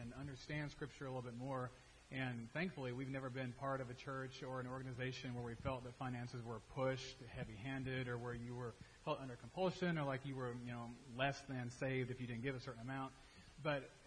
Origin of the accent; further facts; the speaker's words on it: Dallas, Texas, United States; I grew up in Dallas, so the middle of the Bible Belt